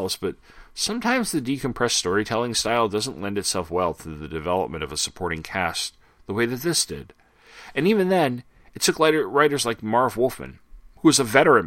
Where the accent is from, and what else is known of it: Sayville, New York, United States; born or raised there